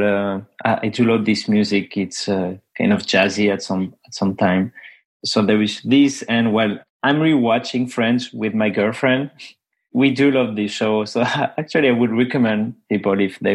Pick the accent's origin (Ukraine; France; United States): France; accent: French; English is a second language; my French accent